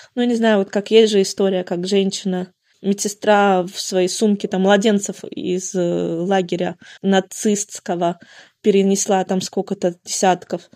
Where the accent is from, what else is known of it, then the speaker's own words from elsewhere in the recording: Murmansk, Murmansk Oblast, Russia; now in Mikhaylov, Russia; Родом я вообще из Заполярного Мурманска. Потом шесть лет жила в Орловской